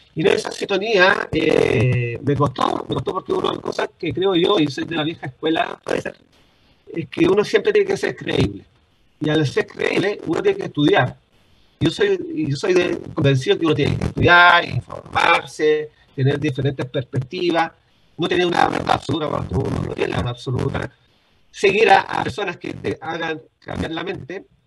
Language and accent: Spanish; Concepción, Biobío, Chile; Yo soy oriundo de Concepción